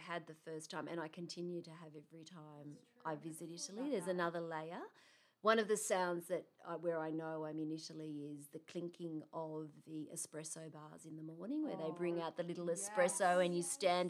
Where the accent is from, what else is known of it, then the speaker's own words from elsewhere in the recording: Wollongong, New South Wales, Australia; I was born in Australia. I was born in Wollongong. In Wollongong Hospital, yes, I'm a girl from the Gong. Both of my parents were born in Italy, however